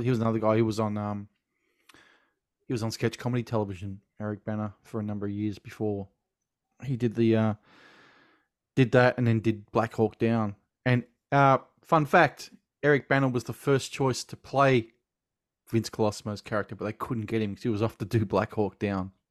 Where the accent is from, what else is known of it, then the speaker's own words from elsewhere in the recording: Australia; Being Australian